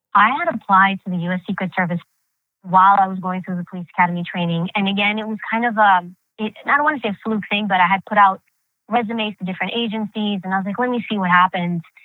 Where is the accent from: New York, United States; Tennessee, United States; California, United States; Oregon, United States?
New York, United States; New York City; first language Greek; English is a second language; growing up in New York City during that time period, the 80s and 90s. And that's the time period I really grew up